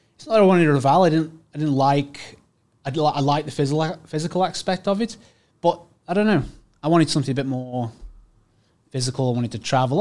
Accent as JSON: {"language": "English", "area": "Staffordshire", "region": "West Midlands", "country": "United Kingdom", "tie": "born or raised there", "moved": "as an adult", "lives_now": "Canada", "said": "I'm English, uh, born and bred. Most of the time, you know, I um, from really, uh, the Midlands, yep. Staffordshire"}